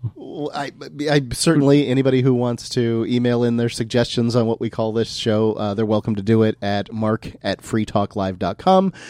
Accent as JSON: {"language": "English", "area": "East Manatee County", "region": "Florida", "country": "United States", "tie": "born or raised there", "also_born_or_lived": "Sarasota, Florida", "said": "we lived out on, um, in East Manatee County, uh, as I was growing up"}